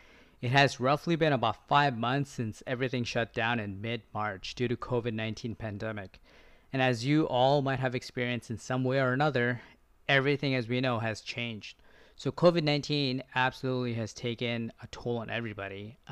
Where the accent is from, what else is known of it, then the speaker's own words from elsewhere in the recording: Victoria, British Columbia, Canada; I'm a pharmacist from Victoria.